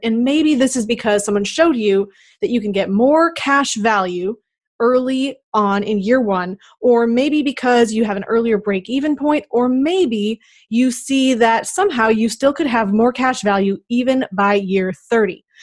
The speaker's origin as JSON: {"language": "English", "region": "Minnesota", "country": "United States", "said": "I am from Minnesota"}